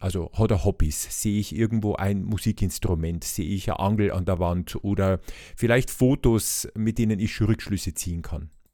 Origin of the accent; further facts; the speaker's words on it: Bavaria, Germany; bei uns in Bayern